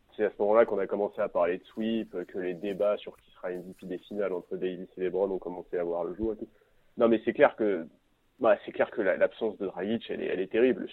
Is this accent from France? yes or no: yes; France; je suis français.